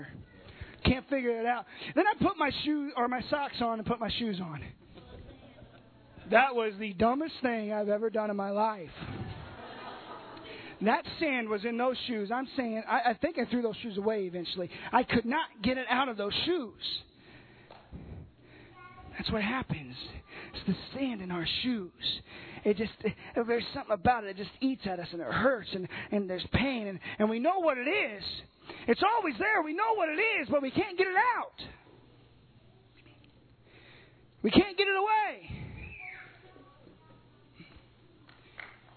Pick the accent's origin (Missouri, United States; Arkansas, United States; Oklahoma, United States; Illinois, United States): Illinois, United States; Southern; I'm from Southern Illinois.